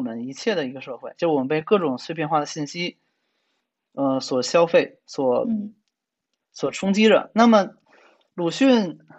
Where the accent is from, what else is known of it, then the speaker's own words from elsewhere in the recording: China; 我虽然是中国人嘛